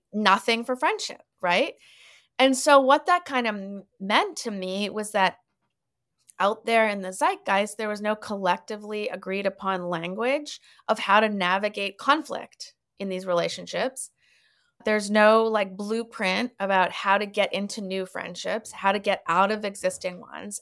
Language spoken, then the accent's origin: English; Canada; moved away as an adult; also born or lived in Winnipeg, Manitoba / Toronto, Ontario / Montreal, Quebec; now in Los Angeles, United States; I was born in Winnipeg, and then I kind of grew up in Toronto and Montreal, and now my family lives in Vancouver